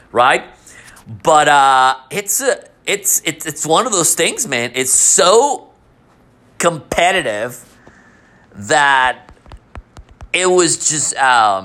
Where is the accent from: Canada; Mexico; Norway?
Mexico; moved away; I was born in Mexico